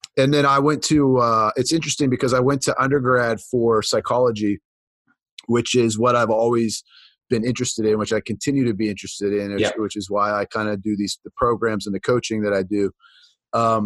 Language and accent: English; just east of Pittsburgh, Pennsylvania, United States; I grew up in Pennsylvania, just east of Pittsburgh, Pennsylvania. I still live there for the most part.